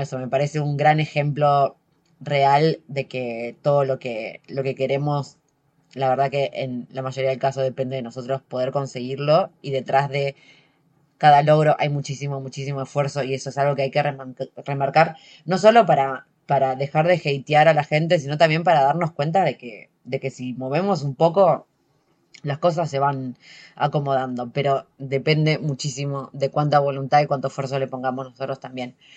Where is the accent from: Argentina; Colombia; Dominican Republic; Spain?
Argentina; moved away as an adult; soy una argentina que vive viajando hace 10 años